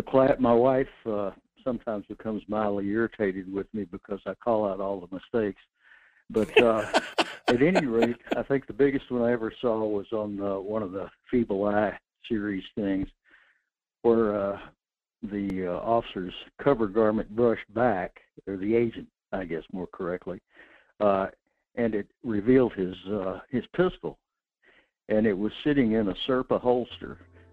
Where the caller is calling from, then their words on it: North Pole, Alaska, United States; in North Pole